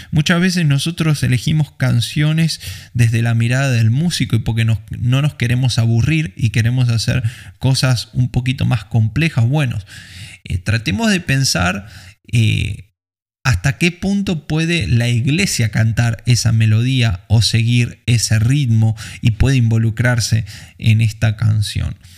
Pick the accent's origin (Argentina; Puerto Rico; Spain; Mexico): Argentina; en un lugar como Argentina, eh, que tenemos otro tipo de cultura